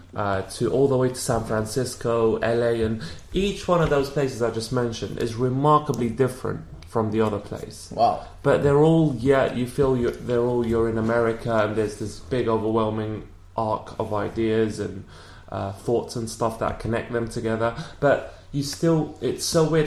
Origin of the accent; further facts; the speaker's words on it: London, United Kingdom; accent: British; I'm from London